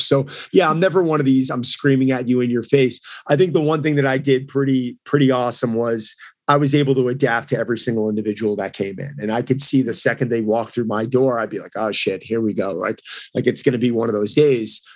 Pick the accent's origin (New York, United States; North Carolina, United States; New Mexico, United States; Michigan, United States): New York, United States; I'm from New York